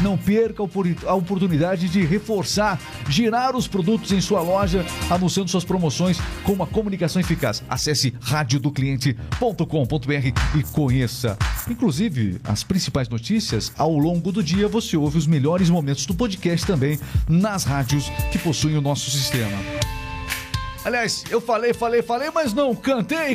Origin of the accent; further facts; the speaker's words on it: Paraná, Brazil; accent: paranaense; nós somos aqui do Paraná